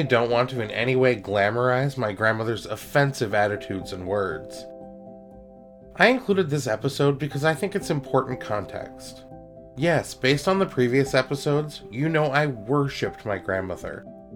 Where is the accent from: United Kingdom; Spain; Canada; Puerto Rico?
Canada; Toronto, Ontario; I was growing up in Scarborough, which was and is this amazing mix of people from all parts of the world